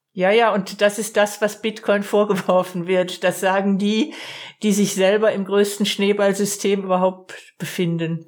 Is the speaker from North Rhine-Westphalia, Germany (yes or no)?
no; Baden-Württemberg, Germany; Ich komme aus Baden-Württemberg. Ich, ich wohne im, im nördlichen Umfeld vom Großraum